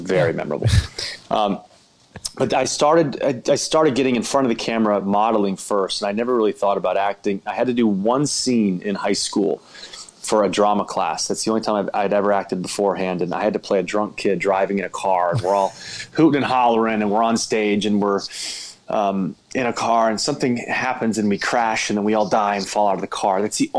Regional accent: Georgia, United States; So I'm from Georgia.

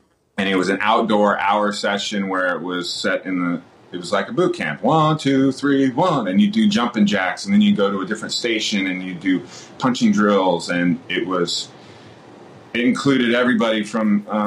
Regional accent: Mammoth Lakes, California, United States; moved away as an adult; also born or lived in Santa Barbara / San Diego / Los Angeles; growing up in Mammoth, I'm very, very close to Yosemite National Park.

